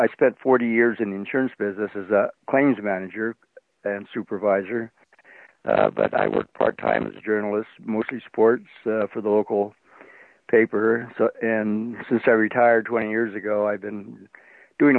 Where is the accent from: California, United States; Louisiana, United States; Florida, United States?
California, United States; San Francisco area; I'm from the San Francisco area, and I went to San Jose State